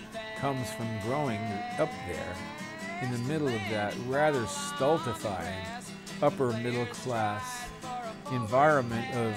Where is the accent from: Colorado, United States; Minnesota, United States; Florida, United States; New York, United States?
New York, United States; New Rochelle; this environment that I grew up in New Rochelle, New York